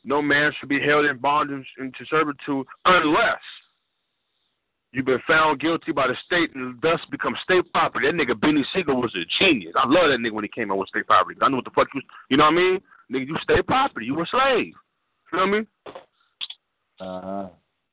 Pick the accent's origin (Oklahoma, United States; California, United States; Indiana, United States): California, United States; I'm from California